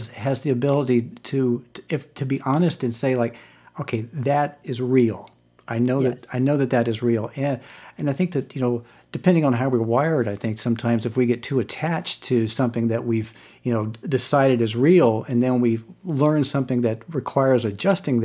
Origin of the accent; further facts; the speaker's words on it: Virginia, United States; when I was growing up in Virginia